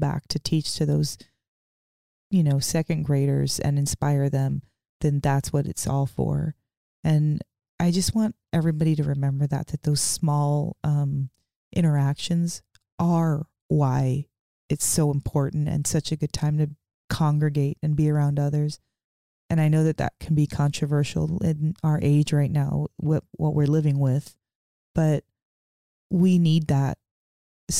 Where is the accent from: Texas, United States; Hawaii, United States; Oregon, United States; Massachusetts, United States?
Oregon, United States; Portland; I'm from Portland.